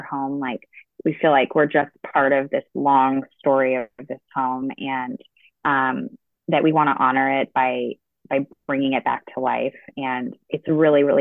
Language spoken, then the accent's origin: English; California, United States; now in New England, United States; I grew up in California